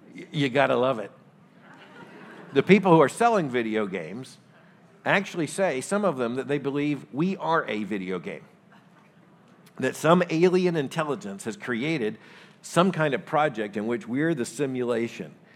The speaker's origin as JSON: {"language": "English", "region": "Florida", "country": "United States", "tie": "born or raised there", "moved": "yes", "said": "I grew up in Florida."}